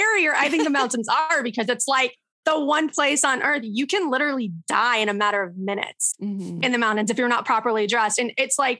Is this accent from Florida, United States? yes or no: yes; Florida, United States; born and raised in Florida